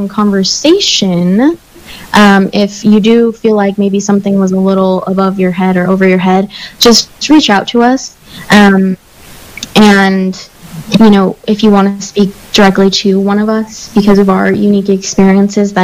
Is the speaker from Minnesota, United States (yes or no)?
no; New Mexico, United States; I grew up in New Mexico.